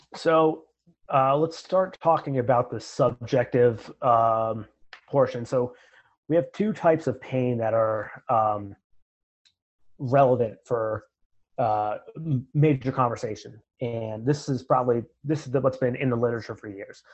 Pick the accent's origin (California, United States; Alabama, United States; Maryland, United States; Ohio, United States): Ohio, United States; Marion; moved away as an adult; also born or lived in Grenada; I'm from Marion, Ohio. It's a, a small town just north of Columbus.